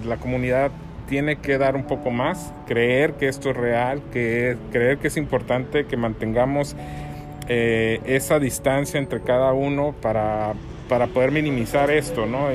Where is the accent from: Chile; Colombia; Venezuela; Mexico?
Mexico; Hermosillo, Sonora; moved away as an adult; also born or lived in Ensenada; Yo soy originario de Hermosillo, y terminando la carrera me fui encenada